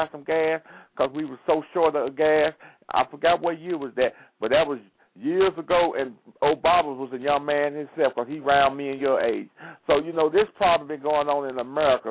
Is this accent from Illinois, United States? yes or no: yes; Chicago, Illinois, United States; I'm from Chicago too. I was born in Chicago